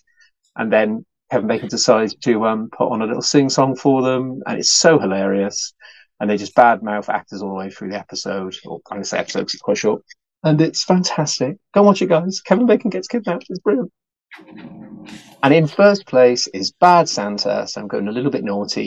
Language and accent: English; United Kingdom; As a British person